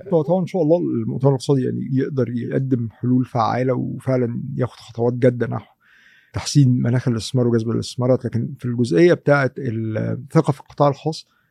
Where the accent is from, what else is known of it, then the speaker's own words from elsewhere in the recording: Egypt; عندنا في مصر